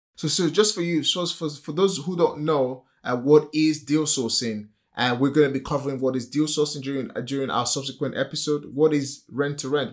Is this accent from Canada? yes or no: no; Nigeria; accent: typical African accent; English is a second language; moved away as an adult; now in United Kingdom; Born and raised in Nigeria